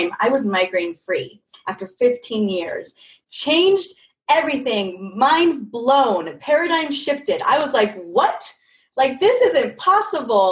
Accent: California, United States; I grew up in California, all over California

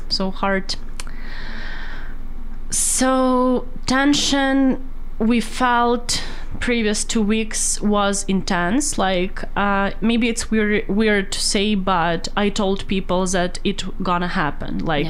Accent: Kolomyia, Ivano-Frankivsk Oblast, Ukraine; now in Vancouver, Canada; So I grew up in western part of Ukraine. It's Kolomea, Ivano-Frankivsk region

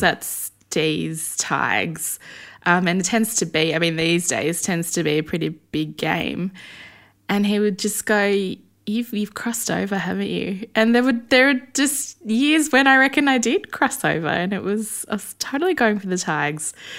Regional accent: Melbourne, Victoria, Australia; I grew up in Essendon

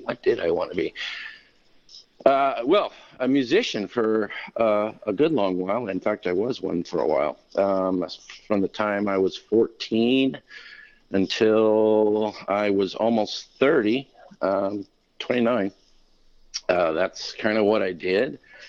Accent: Kentucky, United States; also born or lived in Florida / Arkansas / Washington / California; Well, mostly I grew up in Kentucky, but I kind of moved around a bit while I was there. I lived in Florida for a while. I lived in Arkansas for a while.

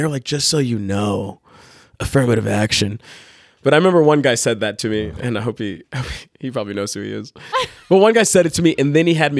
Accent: Dallas, Texas, United States; moved away as an adult; now in Utah, United States; I grew up broke in Texas

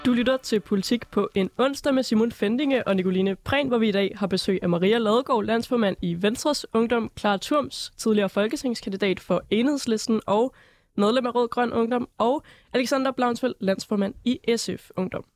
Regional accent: North Jutland, North Denmark Region, Denmark; Jeg er jo fra Nordjylland

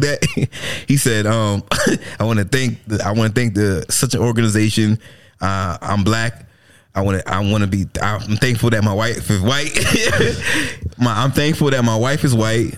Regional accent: United States

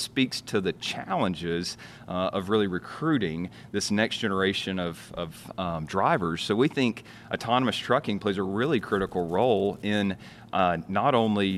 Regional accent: Knoxville, Tennessee, United States; I'm from Maribel, from Knoxville

